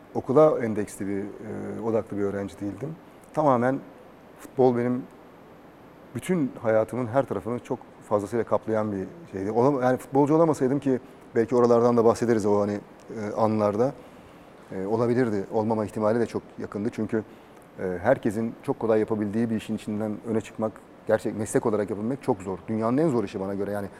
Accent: Istanbul, Turkey; also born or lived in Adapazarı, Sakarya / Doğançay, Geyve, Sakarya; Gültepe'de, mahallede büyüdüm.

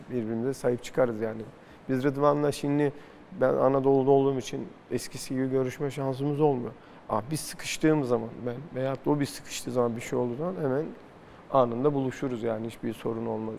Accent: Turkey; ben bir Türk olarak

